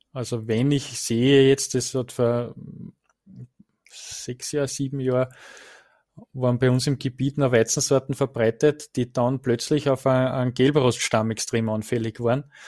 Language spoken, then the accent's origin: German; Rodingersdorf, Lower Austria, Austria; in Rodingersdorf, also in meiner Heimat